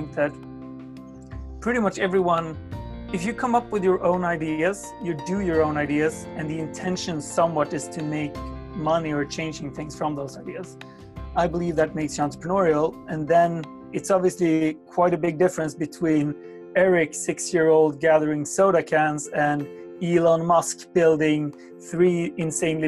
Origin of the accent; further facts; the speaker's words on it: Sweden; my hometown in Sweden